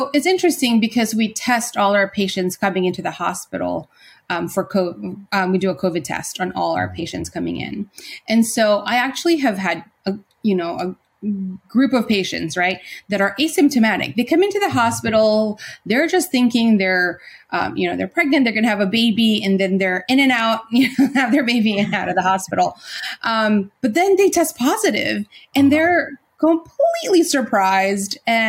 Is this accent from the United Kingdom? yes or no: no; Philippines; We're Filipino.